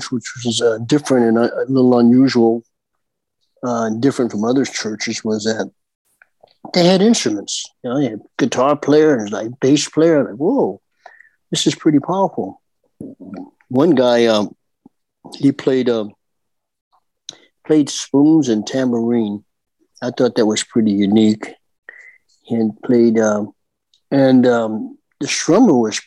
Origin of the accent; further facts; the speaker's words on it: Palm Springs, California, United States; From Palm Springs, California. My home where I was born and raised.